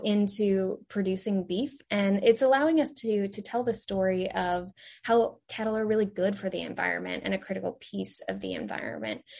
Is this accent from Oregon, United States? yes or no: yes; Eastern Oregon, United States; moved away as an adult; also born or lived in Kansas / North Carolina; I am originally from Oregon. I grew up in a very small rural community in Eastern Oregon